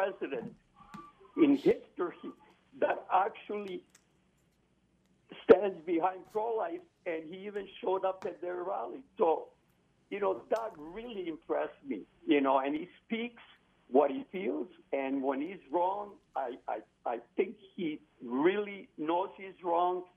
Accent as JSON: {"language": "English", "country": "Canada", "said": "I'm from Canada"}